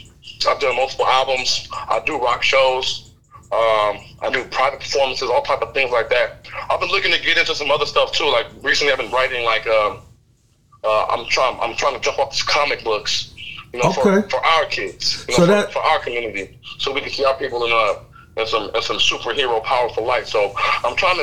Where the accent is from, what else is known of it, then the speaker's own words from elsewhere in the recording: Pasadena, California, United States; also born or lived in Upland, California; now in Rancho Cucamonga, United States; I was born in Pasadena. But, you know, I migrated east. I grew my mustache in Upland.